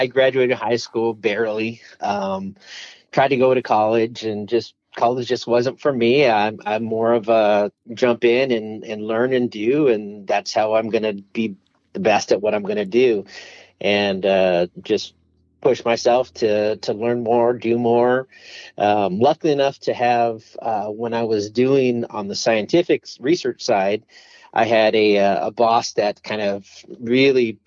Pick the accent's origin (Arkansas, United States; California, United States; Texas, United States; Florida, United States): California, United States; Monterey Park; moved away as an adult; also born or lived in Los Angeles, California; now in Arizona, United States; grew up in the Monterey Park, Montebello area